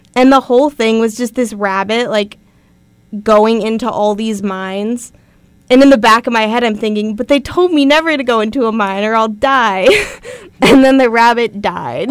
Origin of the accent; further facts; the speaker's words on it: Nevada, United States; moved away; I grew up in Nevada